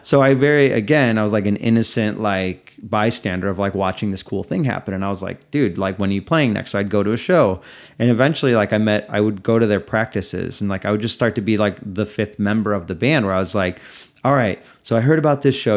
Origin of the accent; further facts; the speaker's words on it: Des Plaines, Illinois, United States; I am from right outside Chicago, Illinois, in the suburb of Des Plaines, where O'Hare is.